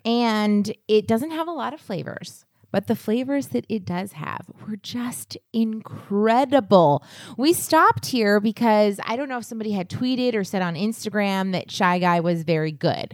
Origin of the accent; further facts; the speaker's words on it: New England, United States; I'm from New England